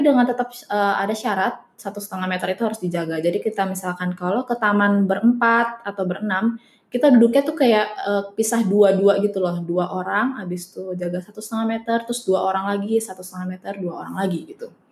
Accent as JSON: {"language": "Indonesian", "country": "Indonesia", "moved": "as an adult", "lives_now": "Netherlands", "said": "kita dari Indo"}